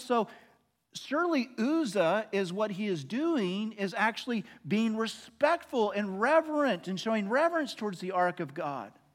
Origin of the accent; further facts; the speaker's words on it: Oklahoma, United States; now in Arlington, United States; I'm from Oklahoma